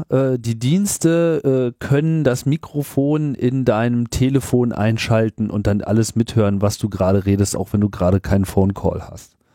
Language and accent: German; United Kingdom; ich, bin ja Brite